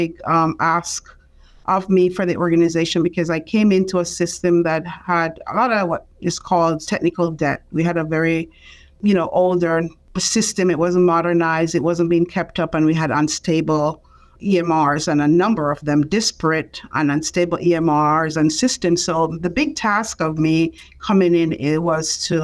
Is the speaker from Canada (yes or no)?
no; Jamaica; moved away as an adult; now in United States; I am from Jamaica